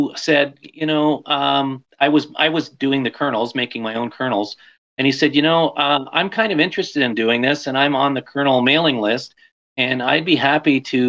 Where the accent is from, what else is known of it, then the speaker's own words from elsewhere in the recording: Canada; I'm Canadian